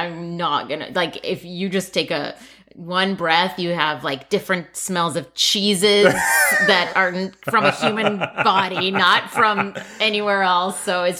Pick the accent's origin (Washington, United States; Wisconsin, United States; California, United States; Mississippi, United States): Washington, United States; Seattle; English is a second language; I always say American sayings wrong. But we came from Seattle.